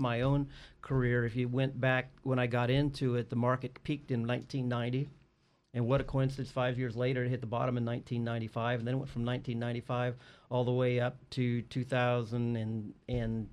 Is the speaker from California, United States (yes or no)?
yes; Morro Bay, California, United States; also born or lived in Cambria / Bakersfield; I'm a local boy here. I grew up in Morro Bay in Cambria